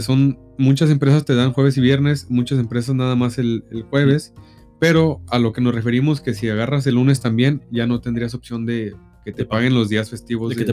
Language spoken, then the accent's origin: Spanish; Mexico; nosotros como buenos mexicanos